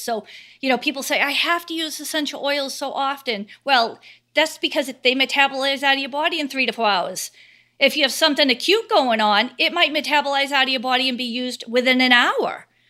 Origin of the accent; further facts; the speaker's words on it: Cape Cod, Massachusetts, United States; I'm from Cape Cod, Massachusetts